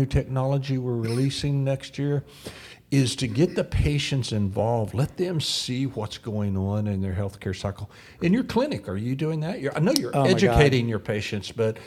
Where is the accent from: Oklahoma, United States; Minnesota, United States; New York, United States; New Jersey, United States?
Oklahoma, United States; I'm from Oklahoma